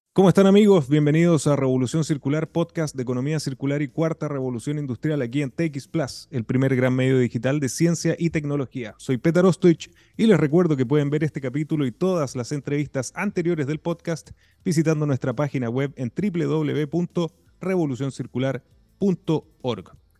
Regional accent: Iquique, Tarapacá, Chile; siendo iquiqueño, siendo tarapaqueño

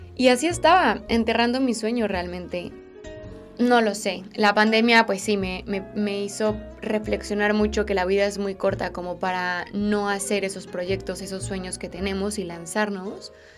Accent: Mexico; moved away as an adult; now in Spain; vivo en España, soy mexicana

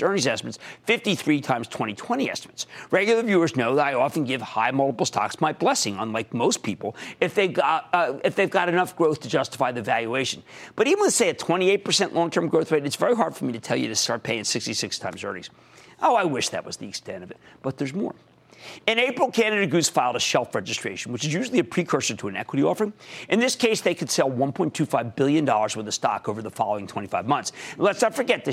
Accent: Philadelphia, Pennsylvania, United States; accent: Philadelphia; also born or lived in New Jersey; my Philadelphia accent

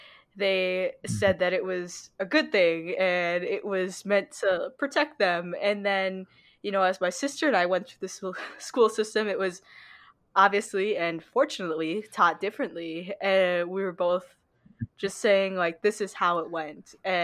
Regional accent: China; since people know that I am from China, some people I could tell they were just, like, taken back

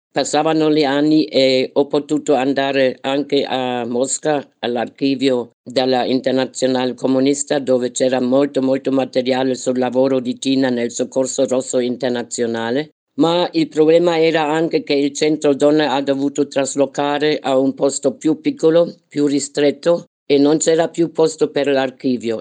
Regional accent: Berlin, Germany; moved away; also born or lived in Nicaragua; Berlino, che era la mia città natale

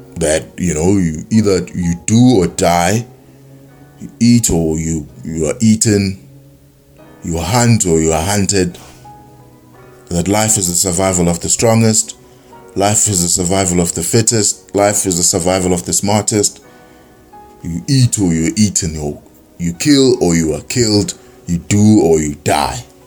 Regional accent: South Africa; being South African and you know being born here

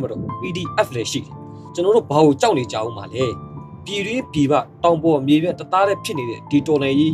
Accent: Myanmar; now in Tsukuba, Japan

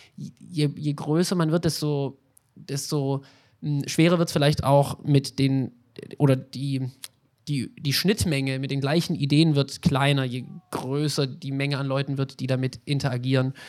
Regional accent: Swabia, Germany

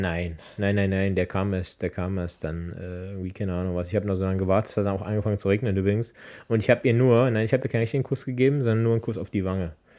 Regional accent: Berlin, Germany; now in Brandenburg, Germany; Jetzt Brandenburger, aber ursprünglich Berliner

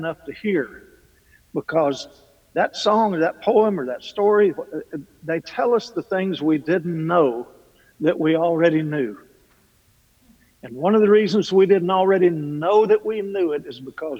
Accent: Kentucky, United States; I'm from Kentucky. I come from a long line of talkers

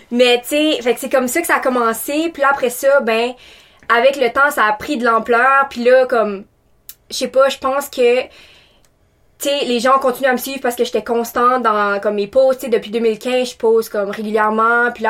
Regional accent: Taiwan; now in Moncton, Canada; puis je viens de Taïwan. j'ai déménagé plusieurs fois dans ma vie. Je suis étudiante à temps plein à l'Université de Moncton.

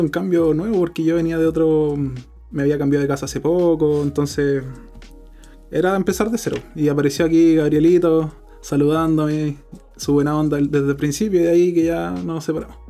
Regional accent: Chile; Nosotros somos chilenos de corazón

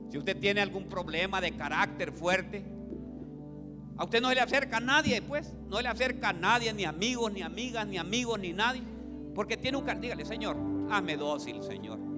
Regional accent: Olancho, Honduras; Nos, nosotras las holanchanas ponemos a los hombres

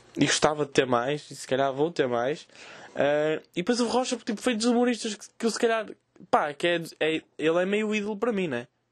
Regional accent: the North, Northern Portugal, Portugal; eu sou do Norte

